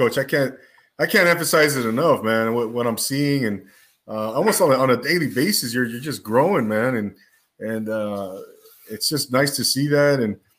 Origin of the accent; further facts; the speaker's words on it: Rancho Cucamonga, California, United States; also born or lived in Azusa, California; I grew up in the IE. I'm from Rancho. I'm a Rancho guy, Rancho Cucamonga.